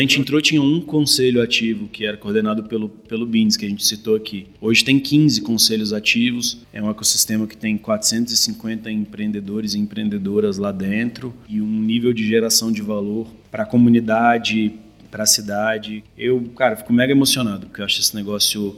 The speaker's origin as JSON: {"language": "Portuguese", "town": "Brasília", "region": "Federal District", "country": "Brazil", "tie": "born or raised there", "said": "Eu sou nascido e criado em Brasília"}